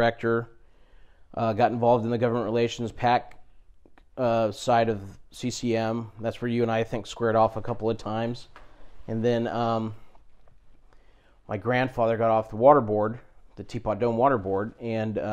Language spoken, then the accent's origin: English; Santa Barbara, California, United States; moved away as an adult; also born or lived in Chico, California; now in Porterville, United States; I grew up in Santa Barbara, spent a lot of summers here and always enjoyed it. So believe it or not, I moved from Santa Barbara to Porterville.